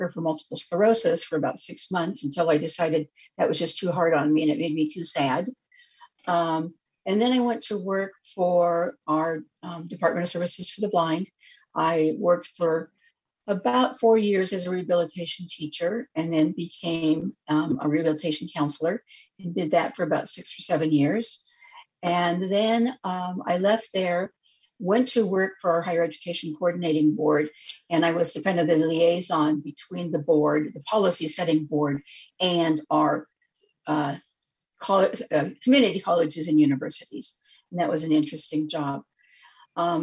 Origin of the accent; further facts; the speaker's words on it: Spokane, Washington, United States; now in Olympia, United States; I am originally from Spokane, Washington